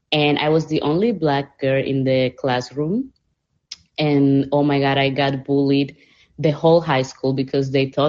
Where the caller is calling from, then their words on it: Panama; English is a second language; T, I'm saying hi from Panama. I want to say